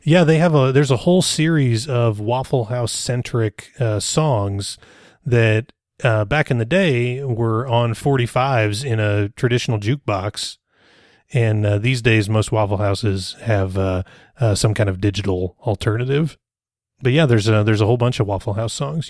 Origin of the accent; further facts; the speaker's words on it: Rogers, Arkansas, United States; Rogers is my hometown